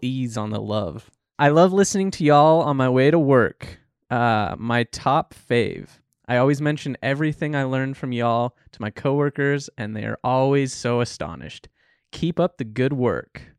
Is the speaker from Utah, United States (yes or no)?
yes; Utah, United States; I grew up in Utah